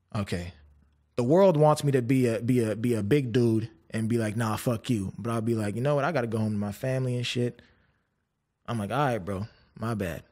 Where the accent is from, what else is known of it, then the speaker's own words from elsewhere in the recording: Canada; I was from Canada